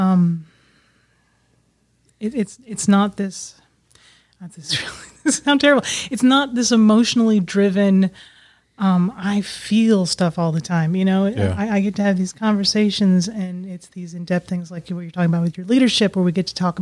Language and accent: English; Alaska, United States; also born or lived in Bahrain; now in Arkansas, United States; I grew up in Alaska